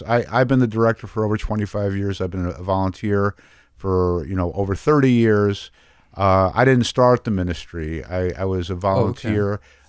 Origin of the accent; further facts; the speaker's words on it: New York City, New York, United States; I was raised in New York City in a Jewish home, not a very religious home.